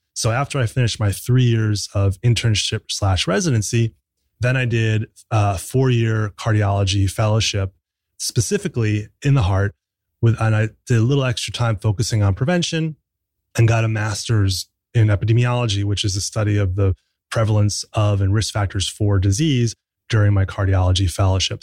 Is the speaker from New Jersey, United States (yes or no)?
yes; New Jersey, United States; I grew up in New Jersey